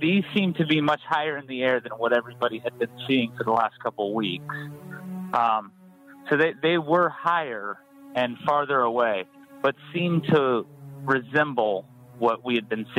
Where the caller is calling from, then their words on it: Phoenix, Arizona, United States; I'm calling from Phoenix, Arizona.